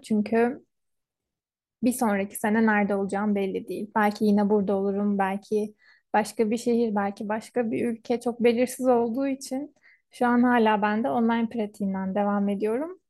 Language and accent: Turkish; Istanbul, Turkey; moved away as an adult; now in Ankara, Turkey; buraya gelene kadar ben İstanbul'da doğmuş büyümüş bir insanım.